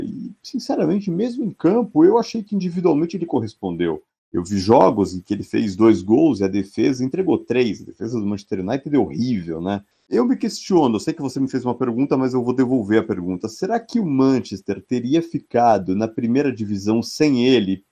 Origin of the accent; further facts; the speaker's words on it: São Paulo, Brazil; a gente é de São Paulo